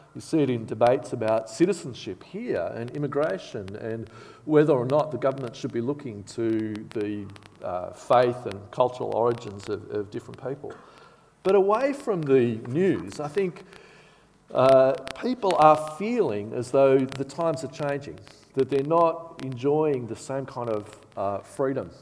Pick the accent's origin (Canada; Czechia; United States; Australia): Australia; Bathurst, New South Wales; now in Canberra, Australia; I grew up in Bathurst